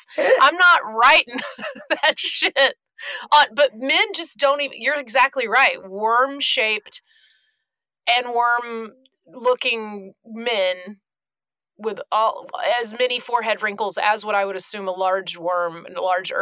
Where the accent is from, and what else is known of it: Glennville, Georgia, United States; born or raised there